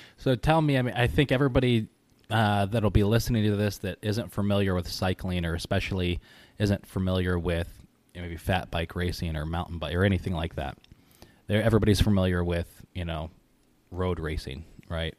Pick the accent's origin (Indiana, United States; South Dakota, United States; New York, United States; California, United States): New York, United States; Syracuse; also born or lived in Kentucky; I grew up in Kentucky and then here in Syracuse